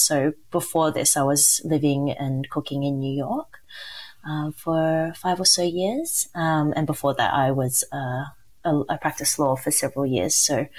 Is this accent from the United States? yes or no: no; Sydney, New South Wales, Australia; I can say that I was born and raised in Sydney. I am a first generation Chinese to Malaysian born parents.